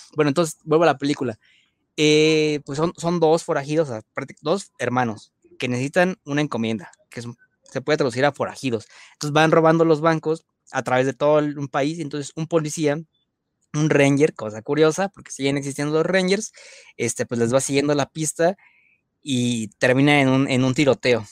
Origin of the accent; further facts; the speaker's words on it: Mexico; nuestra paisana Ana de la Reguera